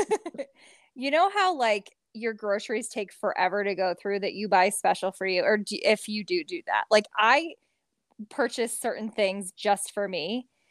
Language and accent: English; Midwest, United States; I'm from the Midwest